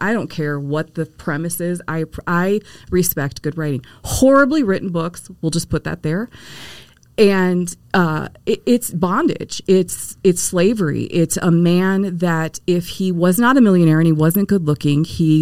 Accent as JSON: {"language": "English", "town": "Detroit", "region": "Michigan", "country": "United States", "tie": "born or raised there", "said": "I was born in Detroit. And when you are born in Detroit, the Motor City, you don't pick your religion"}